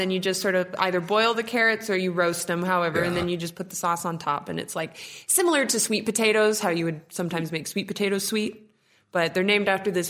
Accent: Nebraska, United States; Well, I'm from Nebraska myself

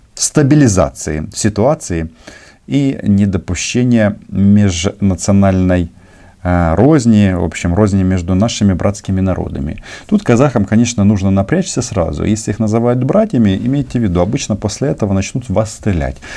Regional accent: Ukraine; мы, украинцы

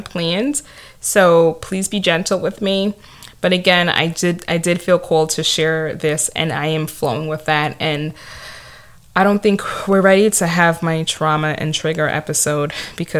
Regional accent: New York City, New York, United States; accent: Staten Island; It could be my Staten Island accent or the fact that I'm Nigerian American

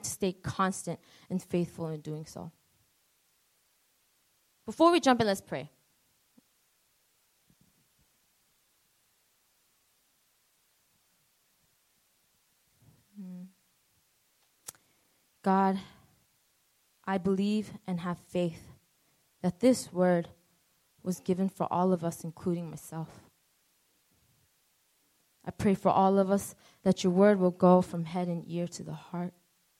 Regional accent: New York City, New York, United States; now in New Jersey, United States; A lot of people say that I have an accent. So I'm not from Jersey. I'm from Queens, New York

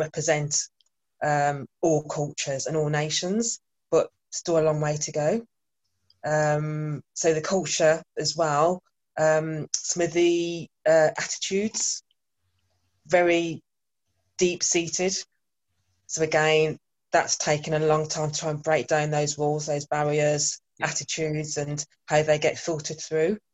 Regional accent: Birmingham, West Midlands, United Kingdom; moved away as an adult; now in Bristol, United Kingdom; born and bred in Birmingham, but recently moved to Bristol almost two years ago

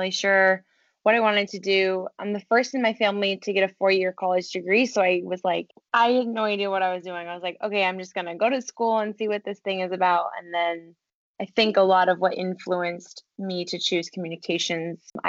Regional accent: Vermont, United States; moved away as an adult; also born or lived in Maine / New York City; I'm originally from Vermont. So I grew up there. My family still lives there.

